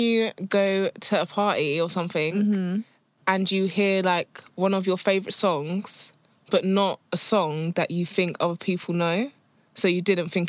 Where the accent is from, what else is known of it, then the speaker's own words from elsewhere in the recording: London, United Kingdom; I'm a Londoner through and through.